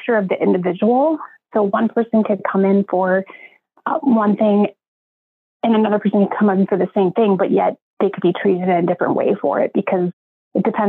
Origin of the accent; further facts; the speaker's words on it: North Dakota, United States; moved away as an adult; also born or lived in Oregon; now in Columbus, United States; I'm originally from North Dakota